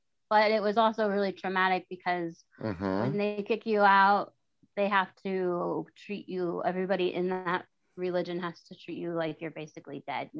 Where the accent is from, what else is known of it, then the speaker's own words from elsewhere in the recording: Golden, Colorado, United States; moved away as an adult; also born or lived in Silver Plume, Colorado / Morrison, Colorado / Denver, Colorado; now in Florida, United States; Okay. Well, I'm a Colorado native. I was born and raised in Colorado.